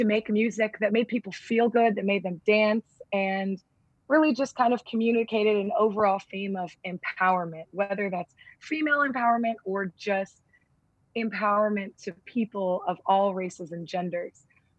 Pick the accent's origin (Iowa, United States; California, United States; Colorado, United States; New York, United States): California, United States; And I realize that, you know, growing up in Southern California, I don't have the same experience that, you know, a Black person living in the 1950s in Mississippi does.